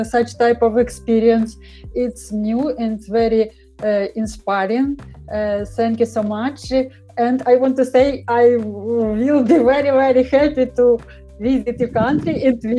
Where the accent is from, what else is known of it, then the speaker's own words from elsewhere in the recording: Ukraine; because I'm from Ukraine